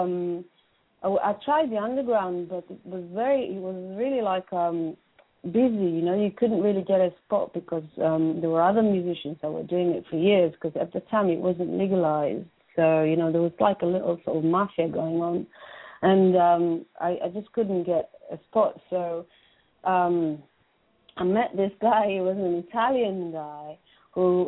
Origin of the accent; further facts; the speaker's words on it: Israel; moved away as an adult; now in London, United Kingdom; I was brought up in Israel, born and brought up in Israel.